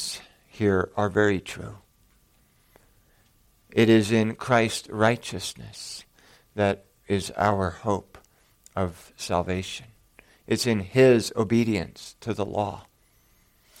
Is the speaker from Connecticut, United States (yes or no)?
no; Bismarck, North Dakota, United States; the hospital I was born in Bismarck, North Dakota